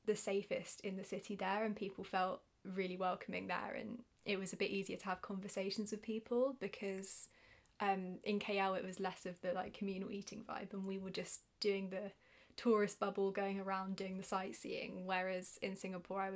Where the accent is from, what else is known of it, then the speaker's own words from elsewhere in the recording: United Kingdom; accent: British; my British accent